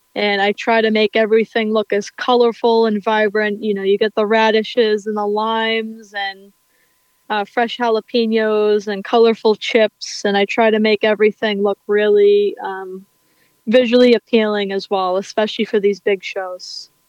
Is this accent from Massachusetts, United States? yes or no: yes; Weymouth, Massachusetts, United States; my hometown in Weymouth, Massachusetts